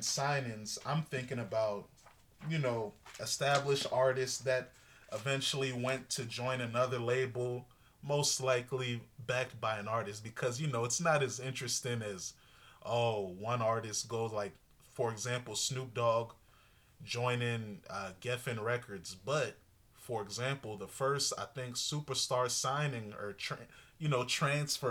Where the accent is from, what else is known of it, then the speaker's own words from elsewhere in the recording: Virginia, United States; I'm an outsider from Virginia